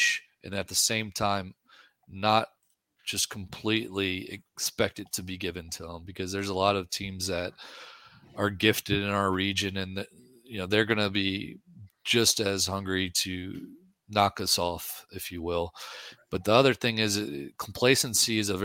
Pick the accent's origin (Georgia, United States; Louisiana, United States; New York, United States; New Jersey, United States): Louisiana, United States; New Orleans; now in Texas, United States; I'm from New Orleans